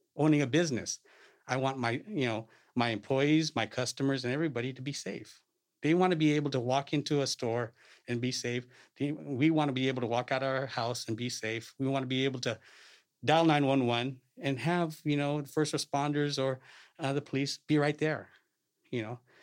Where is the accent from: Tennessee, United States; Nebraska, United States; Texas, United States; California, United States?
California, United States; Salinas; I'm a lifelong resident here in Salinas, born and raised